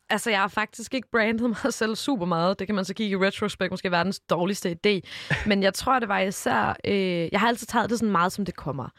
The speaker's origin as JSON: {"language": "Danish", "town": "Odense", "region": "Southern Denmark", "country": "Denmark", "tie": "born or raised there", "said": "jeg er jo både lavet og født og opvokset i Odense"}